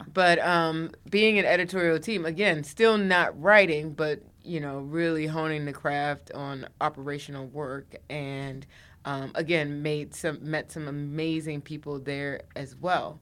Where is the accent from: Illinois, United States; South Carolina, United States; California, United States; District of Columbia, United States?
District of Columbia, United States; Washington; moved away as an adult; also born or lived in New York; I'm from the D C area